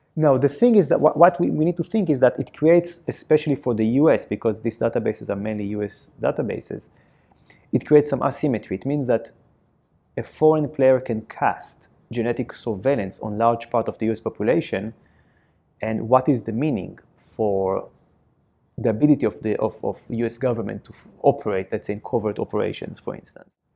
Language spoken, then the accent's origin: English; Israel; accent: Israeli; my Israeli accent.